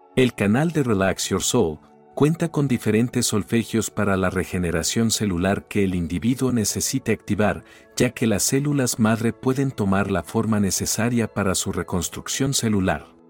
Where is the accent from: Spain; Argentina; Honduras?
Argentina; also born or lived in Weston, Florida; cuando regresé a mi país